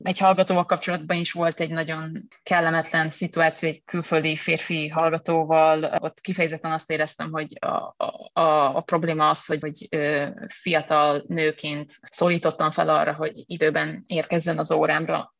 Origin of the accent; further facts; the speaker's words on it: Hungary; ahonnan jövök